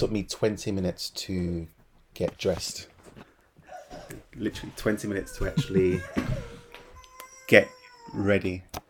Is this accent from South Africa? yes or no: no; Aylesbury, South East England, United Kingdom; born there; So I was born in Aylesbury, Buckinghamshire